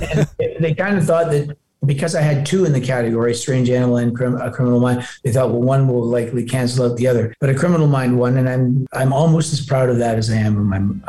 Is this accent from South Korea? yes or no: no; Toronto, Ontario, Canada; also born or lived in Glasgow, Scotland; I was born in Glasgow, but my family immigrated. My mom and dad immigrated. I'm the eldest when I was just a little kid. No, I'm very much a Canadian. I grew up in Toronto and I still live in Toronto